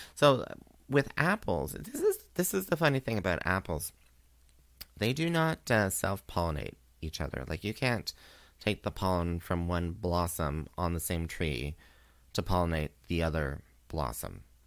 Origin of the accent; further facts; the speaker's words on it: Canada; also born or lived in Kingston, Ontario; as a Canadian